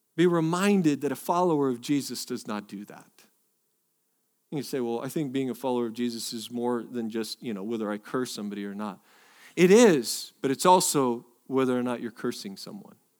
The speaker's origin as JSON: {"language": "English", "region": "Northwest", "country": "United States", "tie": "born or raised there", "moved": "yes", "lives_now": "Texas, United States", "said": "I am technically born from the Northwest"}